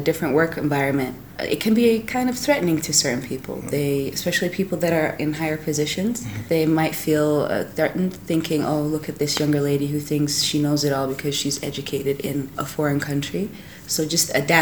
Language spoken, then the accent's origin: English; near Amsterdam, North Holland, Netherlands; moved away as an adult; also born or lived in London / New York; I grew up in Holland, in Amsterdam, in a small town actually close to Amsterdam.